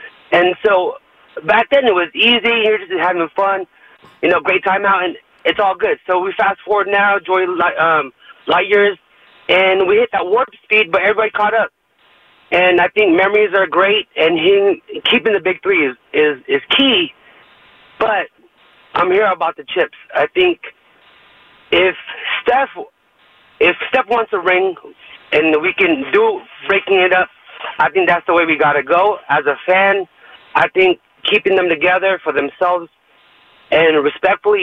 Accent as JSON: {"language": "English", "area": "the Bay Area", "region": "California", "country": "United States", "tie": "born or raised there", "moved": "as an adult", "lives_now": "Sacramento, United States", "said": "I'm from the Bay. I grew up from the Bay"}